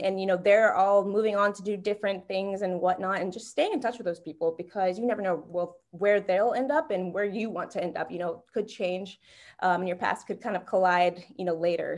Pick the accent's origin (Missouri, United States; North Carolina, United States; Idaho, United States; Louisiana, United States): North Carolina, United States; moved away as an adult; also born or lived in Ohio; now in Miami, United States; back at home, I'm from North Carolina